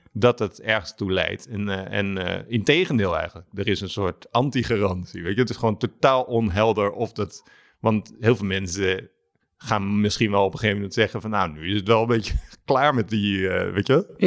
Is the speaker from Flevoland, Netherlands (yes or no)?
no; Alphen aan den Rijn, South Holland, Netherlands; moved away; door aan de Rijn, waar ik vandaan kom